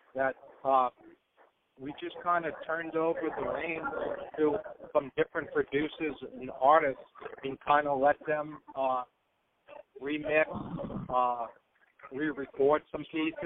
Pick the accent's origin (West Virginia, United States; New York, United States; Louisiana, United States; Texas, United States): Louisiana, United States; New Orleans; I'm from New Orleans and, you know, have friends and relatives